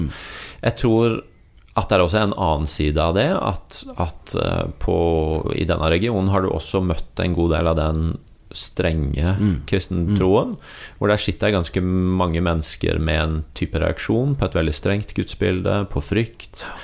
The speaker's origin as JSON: {"language": "Norwegian", "region": "Agder", "country": "Norway", "said": "jeg kommer fra Agder"}